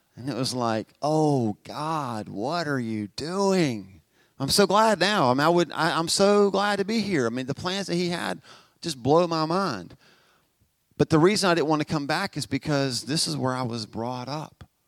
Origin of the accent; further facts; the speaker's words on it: Albemarle, North Carolina, United States; Albemarle, see ya. I mean, I, I, grew up here.